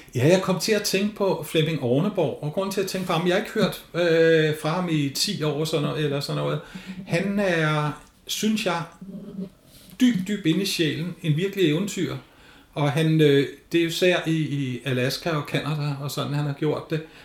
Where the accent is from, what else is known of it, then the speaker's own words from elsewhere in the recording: North Zealand, Capital Region of Denmark, Denmark; Nordsjælland, hvor jeg kommer fra